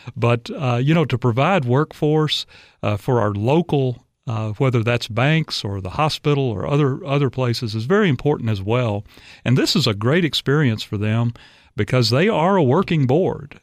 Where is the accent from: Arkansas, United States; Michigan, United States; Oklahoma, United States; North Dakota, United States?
Arkansas, United States; moved away as an adult; also born or lived in Dallas, Texas; now in Tennessee, United States; I'm from Arkansas originally.